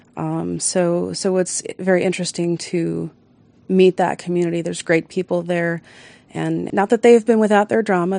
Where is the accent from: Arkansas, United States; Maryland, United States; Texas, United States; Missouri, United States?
Maryland, United States; Baltimore; moved away; also born or lived in Colorado; I'm actually from Baltimore